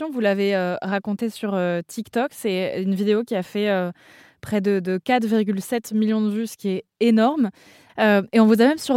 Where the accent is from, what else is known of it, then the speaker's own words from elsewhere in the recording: Strasbourg, Grand Est, France; moi, je suis pas du tout de Paris, enfin, je suis de Strasbourg